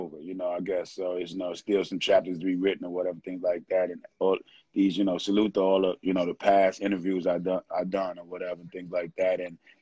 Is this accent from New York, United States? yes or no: yes; New York City, New York, United States; also born or lived in Bronx; I was born in Harlem Hospital